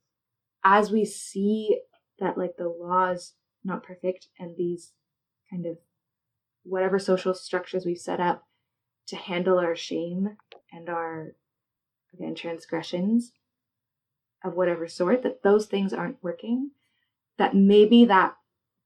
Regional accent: United States; As an Asian American

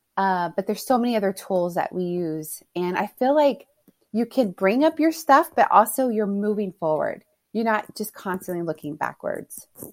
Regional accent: Houston, Texas, United States; moved away as an adult; now in California, United States; I'm born and raised in Texas, in Houston.

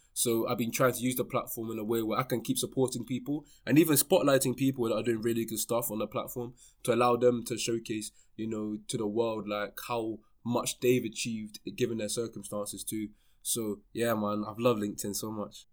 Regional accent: London, United Kingdom; born and raised in London, um, you know, I lived in London my whole life, more towards West London

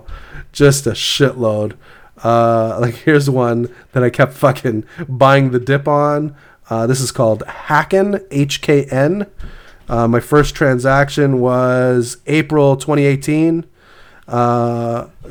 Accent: Canada; I'm Canadian.

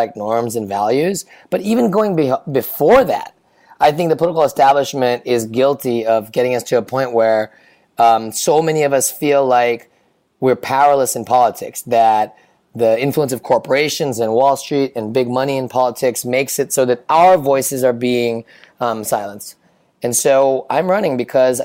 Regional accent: Indiana, United States; also born or lived in California; now in New York City, United States; I grew up in Indiana

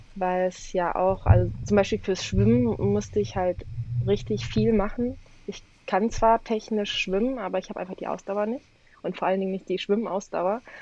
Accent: Cologne, North Rhine-Westphalia, Germany; also ich komme aus Köln, bin in Köln geboren, hier aufgewachsen. Ähm, allerdings kommt meine komplette Familie aus Polen

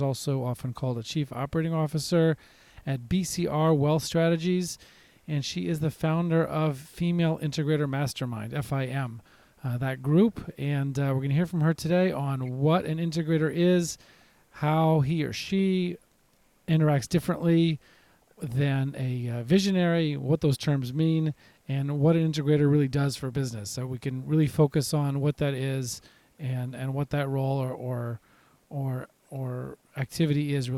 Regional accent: Nashville, Tennessee, United States; my hometown of Nashville

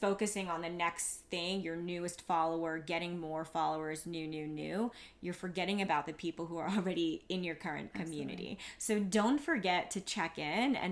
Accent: New York City, New York, United States; I'm from Queens

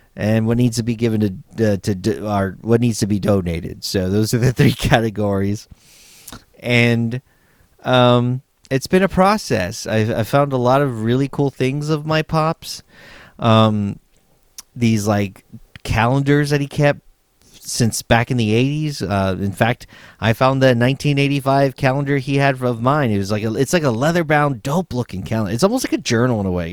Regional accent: San Antonio, Texas, United States; moved away as an adult; also born or lived in Los Angeles; my hometown of San Antonio, Texas

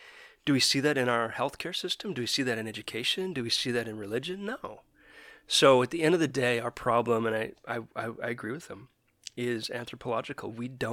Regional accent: Calgary, Alberta, Canada; now in Vancouver, Canada; And it was interesting because we came from Calgary, which is very white, to Vancouver.

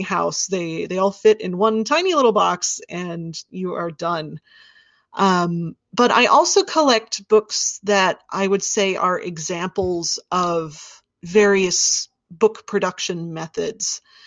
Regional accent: Wichita, Kansas, United States; I grew up in Wichita, Kansas

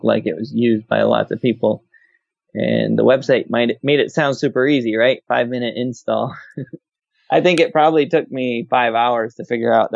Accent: Minnesota, United States; moved away as an adult; now in North Carolina, United States; I grew up in Minnesota

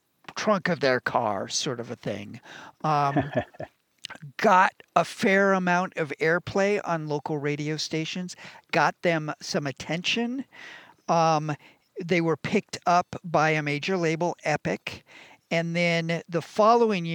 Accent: Northern California, United States; both Rob and I are Northern California boys, born and bred

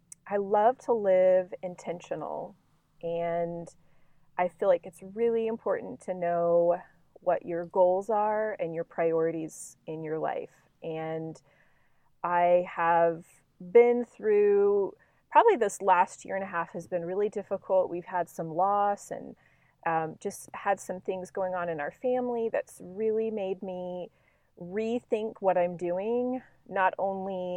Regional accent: Tulsa, Oklahoma, United States; I grew up in Tulsa

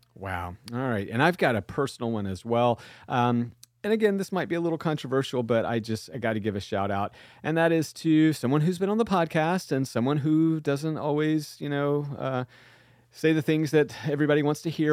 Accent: Huntsville, Alabama, United States; also born or lived in Georgia; now in North Carolina, United States; I was born in Huntsville, Alabama

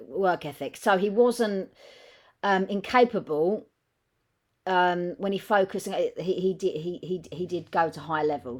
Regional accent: England, United Kingdom; I know we're not American, we're English

